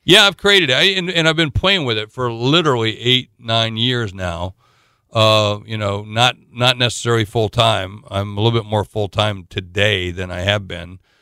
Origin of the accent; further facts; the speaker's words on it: South Dakota, United States; I'm from South Dakota.